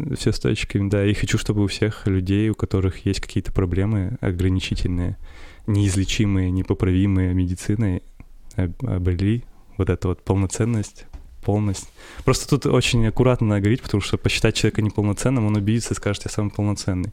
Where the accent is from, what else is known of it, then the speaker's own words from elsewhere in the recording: Perm, Perm Krai, Russia; also born or lived in Chusovoy, Russia; меня родители перевезли из маленького города э, в детстве, когда мне было 7 лет, в Пермь